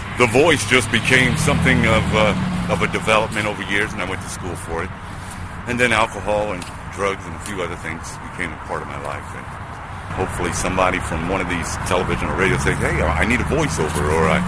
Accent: New York City, New York, United States; I was born and raised in Brooklyn, New York.

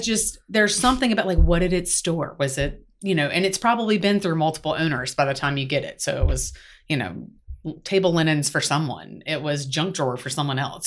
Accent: South Carolina, United States; now in Atlanta, United States; I'm from South Carolina

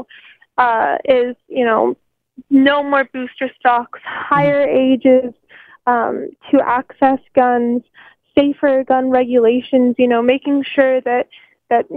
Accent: United States; now in Canada; I grew up in America and went to school in America for a few years

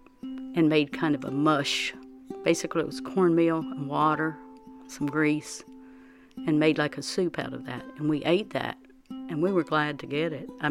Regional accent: Pembroke, North Carolina, United States; when we grew up in Pembroke

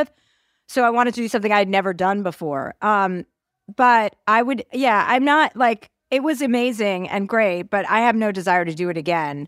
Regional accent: Martha's Vineyard, Massachusetts, United States; I grew up in Martha's Vineyard

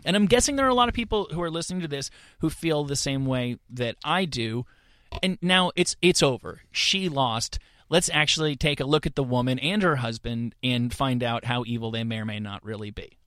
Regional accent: New York, United States; as a New Yorker

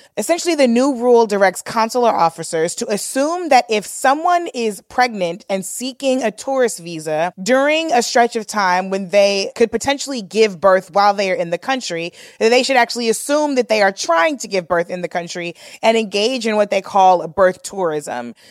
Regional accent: St. Louis, Missouri, United States; we grew up in Saint Louis

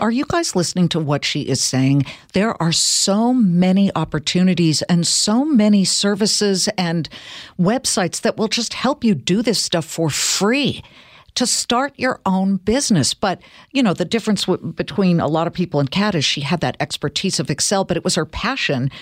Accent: California, United States; I'm from California

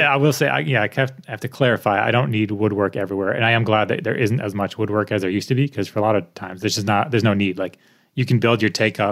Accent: United States; also born or lived in Connecticut / Colorado; I'm American

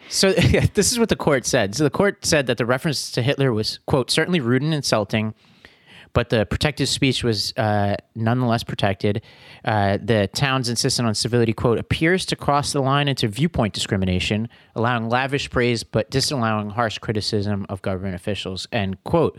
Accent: New York City, New York, United States; I come from Staten Island, where the right to be rude is inalienable.

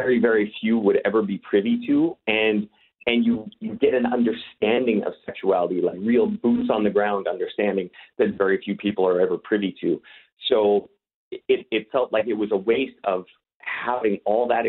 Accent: Canada; also born or lived in Los Angeles, United States; now in Czech Republic; be talking to some fellow Canadians, as you know, that is my home country originally.

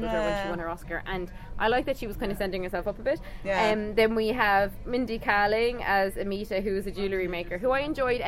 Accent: Cork, Munster, Ireland; I'm from Cork, and both of Hannah's parents are from Cork, so we're authorities on a Cork accent

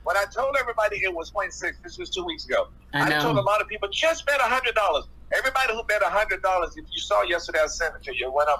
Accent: Wilson, North Carolina, United States; moved away; also born or lived in California; my hometown, Wilson, North Carolina.

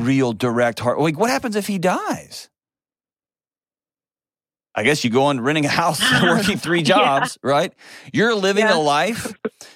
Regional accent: Texas, United States; I'm from Texas

